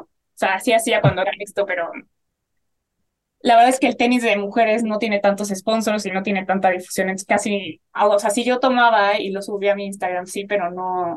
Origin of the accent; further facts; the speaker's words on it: Mexico; una fotógrafa mexicana